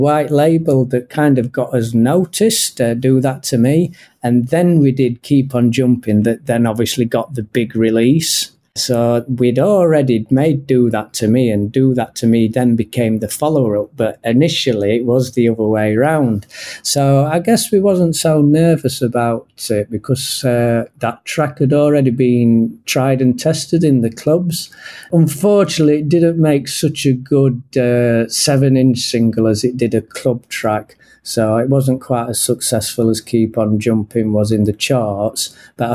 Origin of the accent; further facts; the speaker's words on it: Sheffield, Yorkshire and the Humber, United Kingdom; now in Japan; So I'm originally from Sheffield in England.